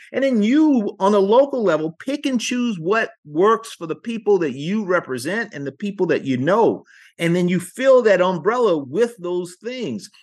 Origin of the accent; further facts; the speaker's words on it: South Carolina, United States; I was born in South Carolina, born to a teen mom